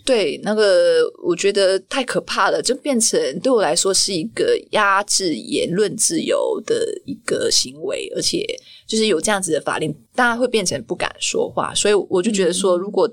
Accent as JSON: {"language": "Chinese", "country": "Malaysia", "also_born_or_lived": "Kuala Lumpur, Malaysia", "moved": "as an adult", "lives_now": "Taiwan", "said": "我来自马来西亚"}